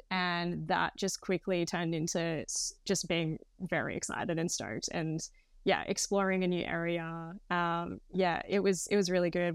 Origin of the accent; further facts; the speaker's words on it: Queensland, Australia; moved away as an adult; also born or lived in Sydney; I'm actually from Queensland, so I'd moved down to Sydney with my partner at the time.